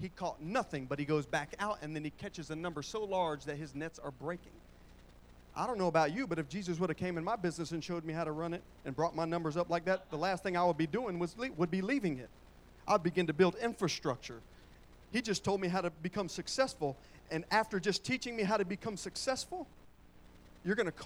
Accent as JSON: {"language": "English", "town": "Pine Hills", "region": "Florida", "country": "United States", "tie": "born or raised there", "moved": "yes", "said": "I was born in Pine Hills"}